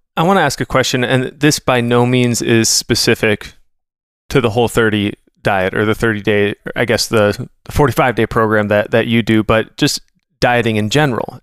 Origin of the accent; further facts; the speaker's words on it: Minnesota, United States; I'm a Minnesotan